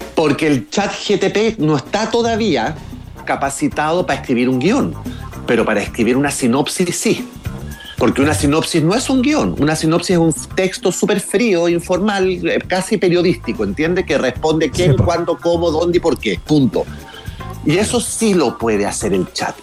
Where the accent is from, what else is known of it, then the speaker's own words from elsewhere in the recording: Chile; now in Florida, United States; yo crecí en Chile en los 70 y en los 80